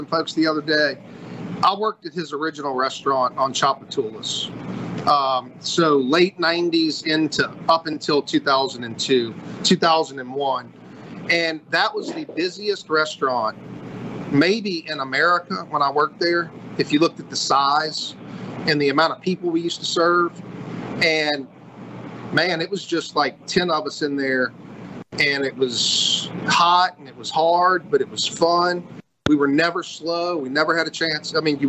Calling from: Bay St. Louis, Mississippi, United States; Man, I'm actually upstairs at the Blind Tiger in Bay St. Louis.

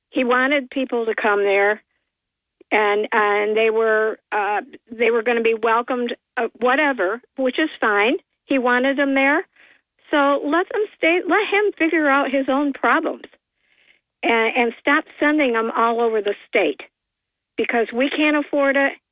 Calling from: Port Dickinson, New York, United States; Uh, hi, Bob. … from Port Dickinson.

